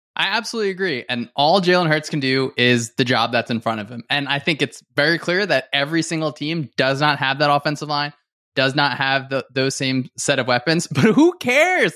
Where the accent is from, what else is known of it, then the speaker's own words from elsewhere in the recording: Northern New Jersey, United States; I grew up in Northern New Jersey.